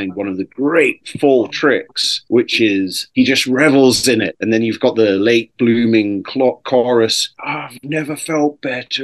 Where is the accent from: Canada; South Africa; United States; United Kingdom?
United Kingdom; my home country